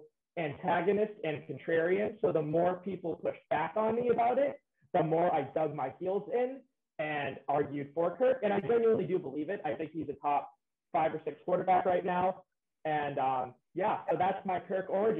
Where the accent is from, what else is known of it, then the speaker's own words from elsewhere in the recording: Boston, Massachusetts, United States; I am from Boston, Massachusetts. I was born in Boston. I live in a suburb, like 15 minutes outside of the city. Went to a, you know, come from an Italian-American family, went to a private Catholic school right outside Boston